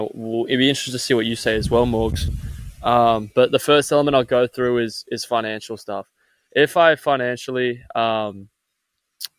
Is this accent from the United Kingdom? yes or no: no; Australia; moved away; being an Australian